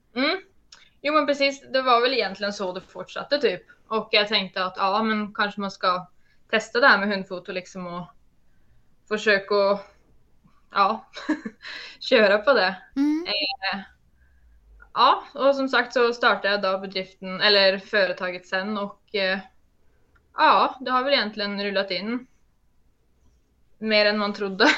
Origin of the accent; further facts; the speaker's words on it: Norway; accent: Norwegian; jag är norsk